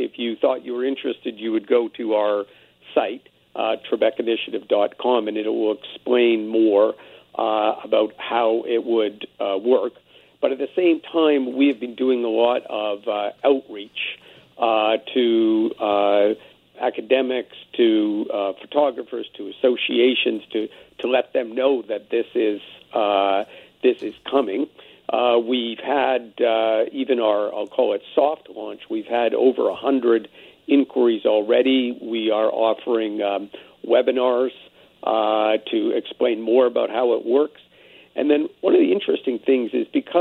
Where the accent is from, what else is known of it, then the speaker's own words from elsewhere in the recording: Canada; now in United States; I'm Canadian, but I've been down in the States for a number of years